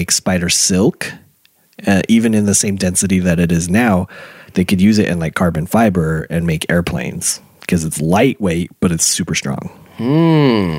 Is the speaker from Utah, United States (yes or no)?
yes; Utah, United States; we're from Utah.